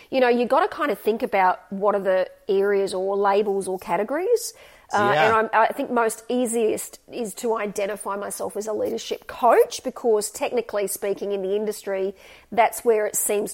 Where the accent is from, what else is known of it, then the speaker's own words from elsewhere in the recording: Gold Coast, Queensland, Australia; also born or lived in Sydney, New South Wales; we moved to Queensland and I went to school up there.